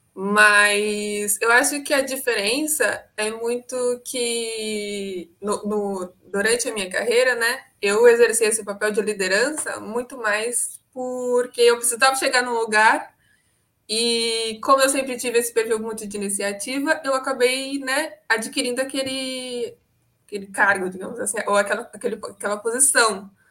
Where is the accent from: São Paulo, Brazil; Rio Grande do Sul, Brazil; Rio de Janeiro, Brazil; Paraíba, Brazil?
São Paulo, Brazil; Santos; eu sou de Santos, São Paulo